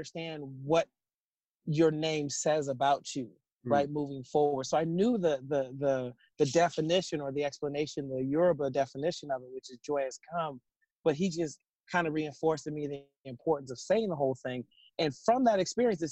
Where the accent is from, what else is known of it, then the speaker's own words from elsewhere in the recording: Seattle, Washington, United States; having grown up in Seattle